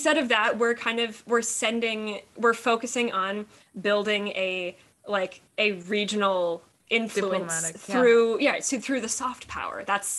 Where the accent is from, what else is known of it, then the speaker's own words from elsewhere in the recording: Wisconsin, United States; I'm from Wisconsin. I love Wisconsin.